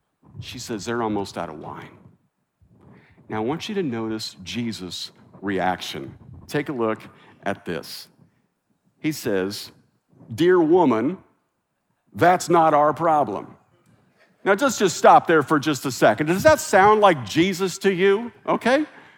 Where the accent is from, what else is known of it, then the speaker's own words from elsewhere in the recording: Midwest, United States; also born or lived in South; now in California, United States; Now listen, I'm from the Midwest. I lived in the South.